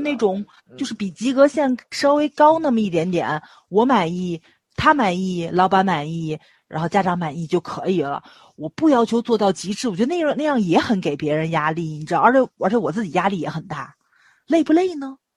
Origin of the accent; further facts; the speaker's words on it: Tianjin, China; accent: Tianjin; 我不是外地人，我就是天津人